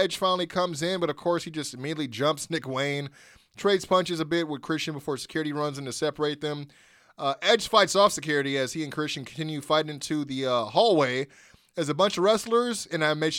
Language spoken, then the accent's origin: English; Canada; now in Orlando, United States; It's me, live from Florida, in Orlando. I live here now, but I'm still Canadian.